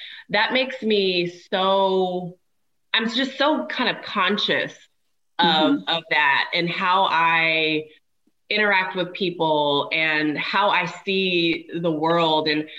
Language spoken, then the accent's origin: English; Washington, United States; also born or lived in Germany; I was born in Germany. My dad was stationed in Germany, so ended up being born there overseas. And then spent most of my childhood actually not far from an army base in Washington State.